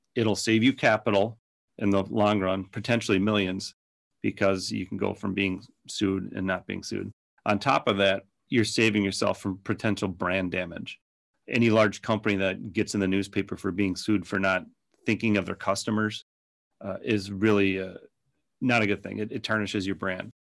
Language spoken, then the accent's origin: English; Minnesota, United States; accent: Minnesota; by my accent that it started up in Minnesota, and we're still in Minnesota